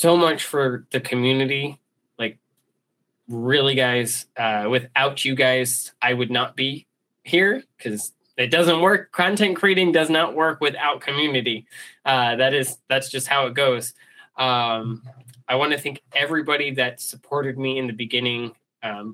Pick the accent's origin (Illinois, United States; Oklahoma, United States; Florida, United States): Florida, United States; South; moved away; I'm from South Florida originally